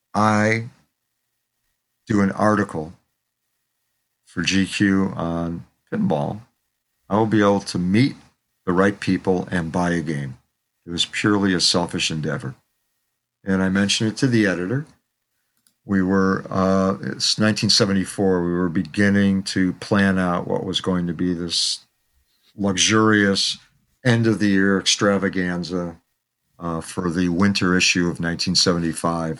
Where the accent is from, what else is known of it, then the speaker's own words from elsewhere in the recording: Chicago, Illinois, United States; moved away as an adult; also born or lived in New York City; I grew up in Chicago. I grew up on the South Side.